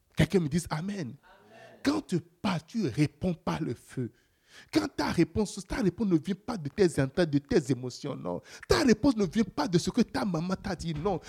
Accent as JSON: {"language": "French", "country": "Canada", "said": "je suis Canadien."}